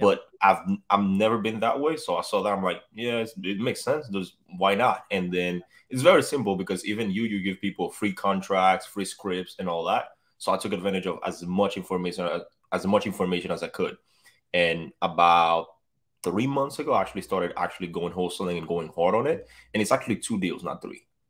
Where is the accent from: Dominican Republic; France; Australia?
Dominican Republic; now in Tampa, United States; I'm from the Dominican Republic, too